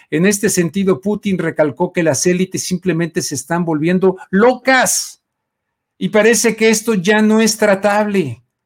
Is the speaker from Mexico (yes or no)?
yes; Mexico; como mexicano